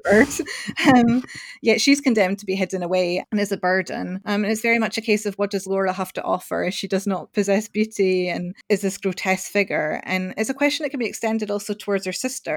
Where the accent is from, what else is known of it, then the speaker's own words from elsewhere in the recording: Scotland, United Kingdom; I'm Scottish